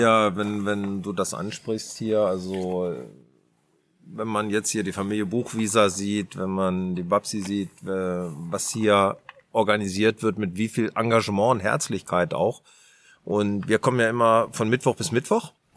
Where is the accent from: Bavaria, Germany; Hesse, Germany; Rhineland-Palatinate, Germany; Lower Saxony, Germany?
Lower Saxony, Germany; Garbsen; der Felix und ich, wir kommen aus Garbsen, Hannover